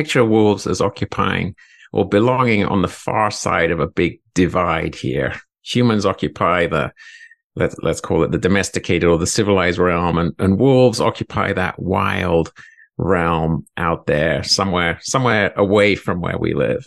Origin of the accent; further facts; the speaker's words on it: England, United Kingdom; also born or lived in Alaska; now in Montana, United States; I'm a European by birth. I grew up in England.